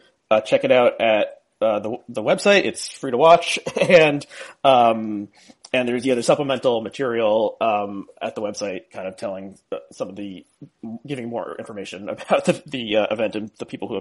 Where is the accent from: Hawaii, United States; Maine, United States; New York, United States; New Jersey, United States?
New Jersey, United States; Essex County; I grew up in Essex County, New Jersey, where Newark is